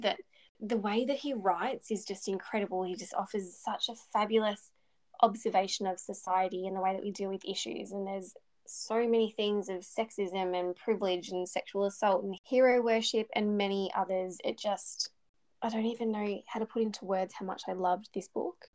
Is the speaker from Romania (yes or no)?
no; Bendigo, Victoria, Australia; my hometown of Bendigo